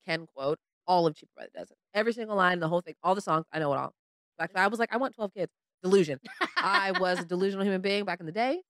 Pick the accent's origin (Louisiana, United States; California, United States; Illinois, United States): California, United States